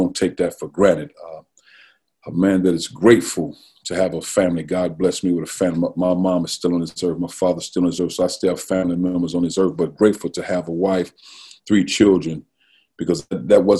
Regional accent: East St. Louis, Illinois, United States; moved away as an adult; my age and growing up in East St. Louis, it was the best place in the world.

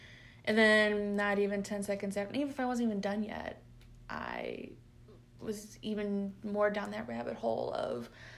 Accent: Chicago, Illinois, United States; now in Knob Noster, United States; I am 32 years old. I'm originally from Chicago, so I'm used to lots of variety of food, and now I live in Knobnaster, where there's 2,700 people.

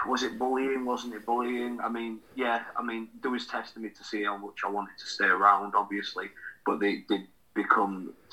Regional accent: United Kingdom; I'm a British professional wrestler, and based from the United Kingdom

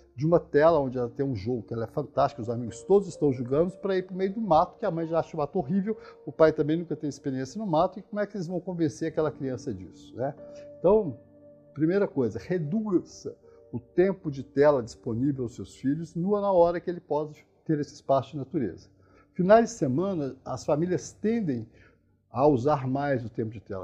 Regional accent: Minas Gerais, Brazil; moved away; eu sou mineiro, né? Então a gente as cidades do interior de Minas que eu conheci na minha adolescência, quando eu volto atualmente

